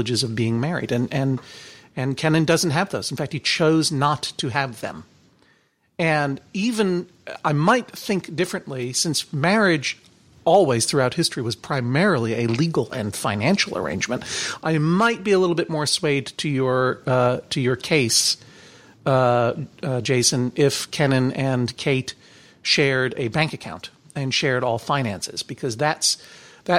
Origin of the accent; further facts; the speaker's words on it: Brookline, Massachusetts, United States; growing up in Brookline, Massachusetts, where all the cool boys kissed boys